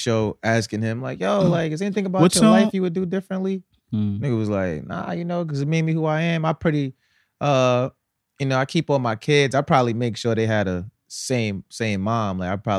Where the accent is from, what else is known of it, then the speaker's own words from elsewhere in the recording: New York City, New York, United States; I'm from Harlem.